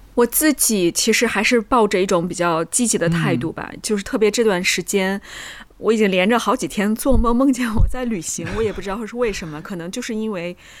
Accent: Jinan, Shandong, China; 因为济南也是算北方嘛，我们有的时候那个冬天下雪

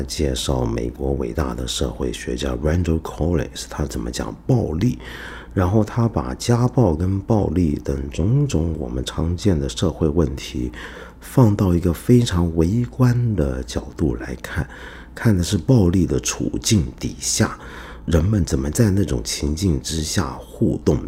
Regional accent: Hong Kong; also born or lived in mainland China; now in China; 我小时候在香港

